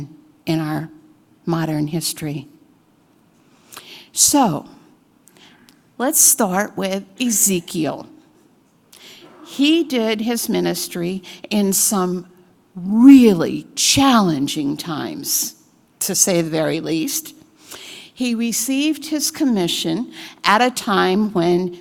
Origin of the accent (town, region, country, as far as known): United States